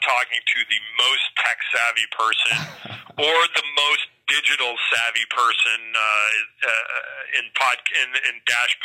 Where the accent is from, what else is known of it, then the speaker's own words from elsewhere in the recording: Rochester, New York, United States; moved away as an adult; also born or lived in Lowell, Massachusetts / Rockford, Illinois; now in Bakersfield, United States; I'm from Rochester, New York